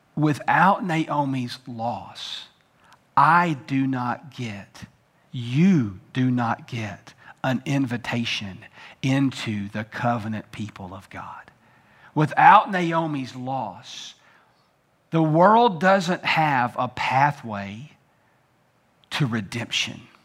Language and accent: English; United States; as Americans